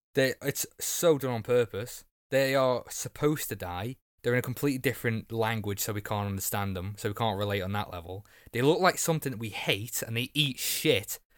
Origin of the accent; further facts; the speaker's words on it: Wales, United Kingdom; I'm Welsh too.